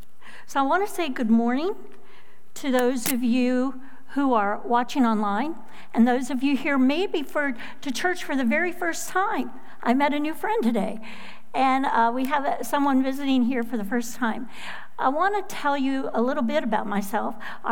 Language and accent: English; Florida, United States; also born or lived in Minnesota; I was born in Minnesota to Midwestern parents. Yeah. Halfway through my fourth grade of elementary school, with snow up to as high as I was at that time, and after singing Christmas music at the school Christmas show and snowflakes falling everywhere, my dad bought us airline tickets and moved us to sunny Florida.